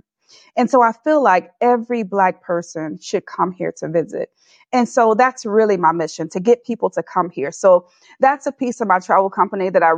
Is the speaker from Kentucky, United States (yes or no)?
no; Atlanta, Georgia, United States; also born or lived in California; now in Nairobi, Kenya; where was I born, in the United States of America, in Atlanta, Georgia